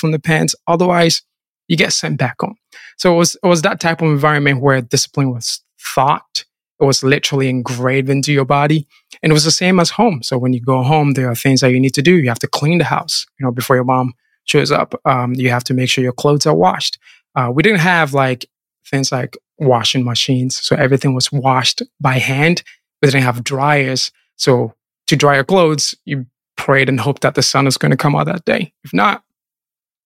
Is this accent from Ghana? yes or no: yes; Kumasi, Ashanti, Ghana; I was born and raised in Ghana, specifically in the Ashanti region, Kumasi, into a Christian family.